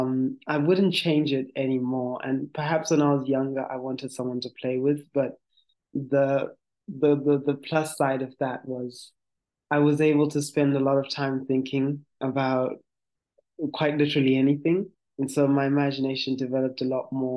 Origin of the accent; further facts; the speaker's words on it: Gweru, Midlands, Zimbabwe; I'm from Zimbabwe. I was born in and raised in Zimbabwe in a city called Gweru.